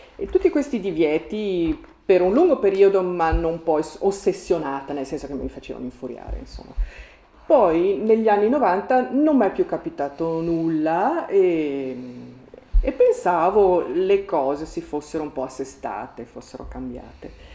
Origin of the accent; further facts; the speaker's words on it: Merano, Trentino-Alto Adige, Italy; nella mia città natale di Merano